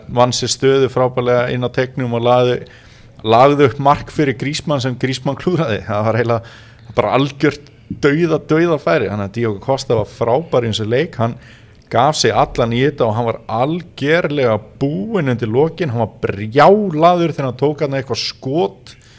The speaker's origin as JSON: {"language": "Icelandic", "town": "Neskaupstaður", "region": "Eastern Region", "country": "Iceland", "tie": "born or raised there", "also_born_or_lived": "Vestmannaeyjar", "moved": "yes", "said": "ég í Neskjöpsta mínum heimabæ"}